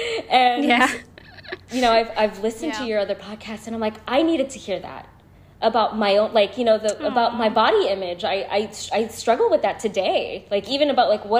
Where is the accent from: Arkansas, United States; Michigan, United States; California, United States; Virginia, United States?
California, United States; San Francisco; I was born and raised in San Francisco. I still currently reside in San Francisco